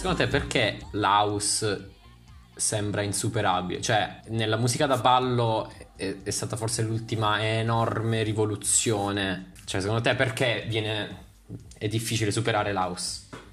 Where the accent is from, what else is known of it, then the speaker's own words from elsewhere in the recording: Taranto, Apulia, Italy; io sono di Taranto